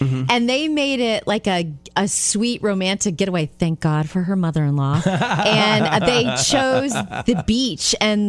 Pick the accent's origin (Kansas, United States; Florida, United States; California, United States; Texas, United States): Florida, United States; Jupiter; my hometown of Jupiter